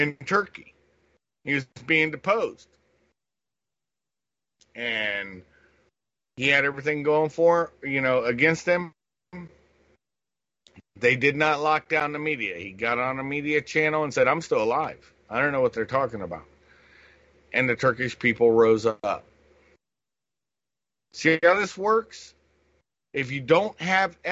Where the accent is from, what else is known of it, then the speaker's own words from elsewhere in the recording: Columbus, Ohio, United States; I grew up in Columbus, Ohio